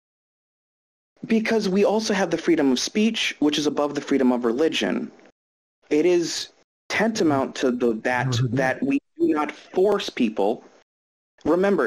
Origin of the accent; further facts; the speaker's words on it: United States; I'm still an American.